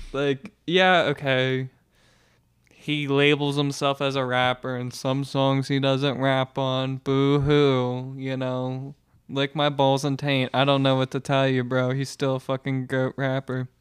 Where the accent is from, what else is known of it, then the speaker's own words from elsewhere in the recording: United States; I'm an American